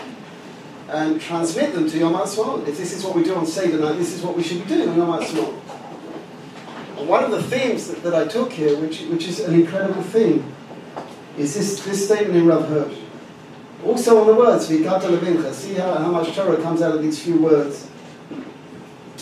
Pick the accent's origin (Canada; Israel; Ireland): Israel; Jerusalem, Jerusalem District; I come from Yerushalayim